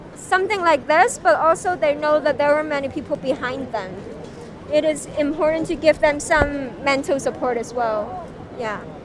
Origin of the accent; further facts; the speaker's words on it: Hong Kong; I am born and raised in Hong Kong